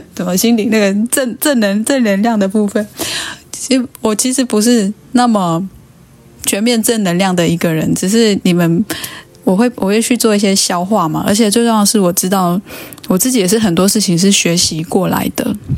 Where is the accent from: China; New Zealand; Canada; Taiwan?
Taiwan; 其实对我们原住民族人来讲